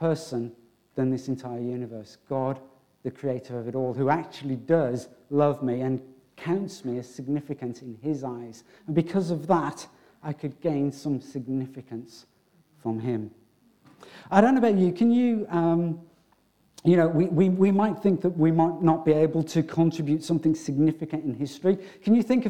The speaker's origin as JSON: {"language": "English", "town": "Wolverhampton", "region": "West Midlands", "country": "United Kingdom", "tie": "born or raised there", "said": "growing up in Wolverhampton, those of you who know, I come from Wolverhampton, I was literally, because we're talking about born for significance, I was literally born in a council home"}